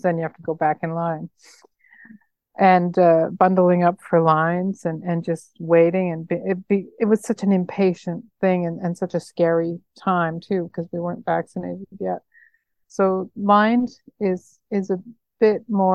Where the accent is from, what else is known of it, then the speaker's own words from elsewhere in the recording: Nanaimo, British Columbia, Canada; moved away; growing up in Nanaimo, BC